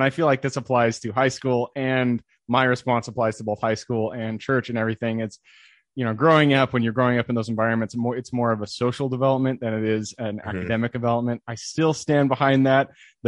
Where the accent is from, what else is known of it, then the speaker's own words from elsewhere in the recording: Enumclaw, Washington, United States; So I'm from Washington, sunny Seattle. I'm actually from a little town called Enumclaw, which, you know, if you're not from here, you haven't heard of it, but it's about 45 minutes southeast of Seattle.